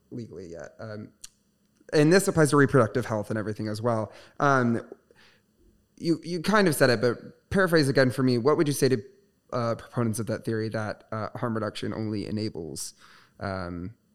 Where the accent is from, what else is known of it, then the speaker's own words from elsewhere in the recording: Michigan, United States; because I moved here from Southwest Michigan, which is very small, very conservative.